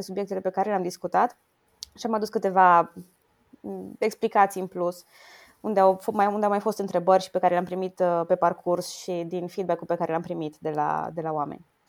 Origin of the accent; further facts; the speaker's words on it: Romania; ca româncă